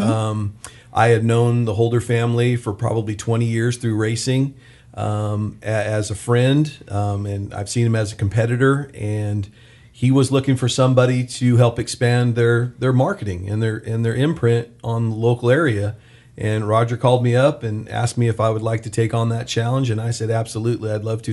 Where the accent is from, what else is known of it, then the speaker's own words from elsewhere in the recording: Bakersfield, California, United States; I was born and raised here in Bakersfield